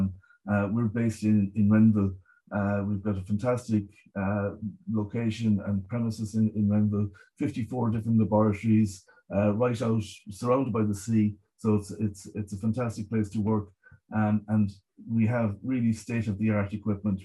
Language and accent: English; Galway, Connacht, Ireland; I grew up in Galway. We were right beside the River Corrib.